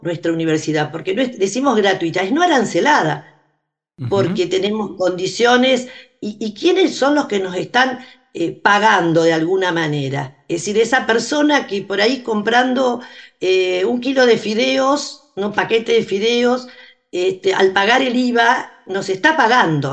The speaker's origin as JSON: {"language": "Spanish", "town": "Arrecifes", "region": "Buenos Aires Province", "country": "Argentina", "tie": "born or raised there", "said": "en Arrecifes, de donde soy oriunda"}